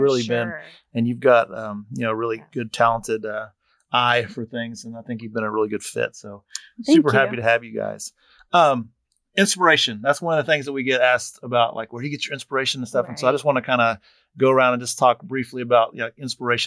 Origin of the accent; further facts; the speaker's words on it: Texas, United States; I'm a Texan true and true.